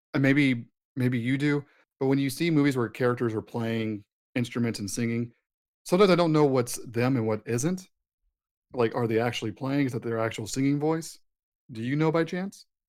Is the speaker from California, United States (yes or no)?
no; Texas, United States; as a Texan